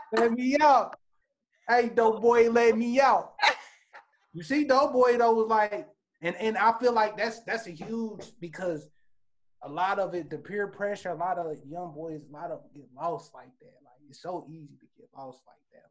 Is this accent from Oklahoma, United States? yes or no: no; Indianapolis, Indiana, United States; I'm from the Midwest, Indianapolis, Indiana.